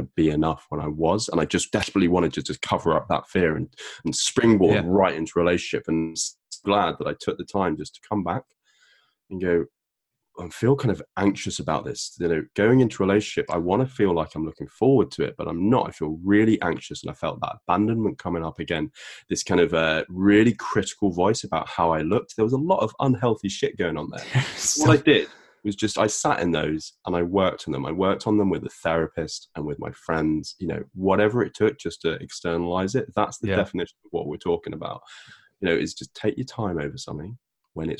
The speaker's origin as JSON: {"language": "English", "country": "United Kingdom", "said": "I'm a British person"}